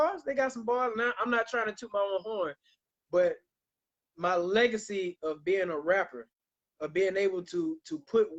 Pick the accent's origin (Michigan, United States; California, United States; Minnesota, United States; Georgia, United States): Georgia, United States; Millen; that's my hometown. Shout out to Millen, Georgia.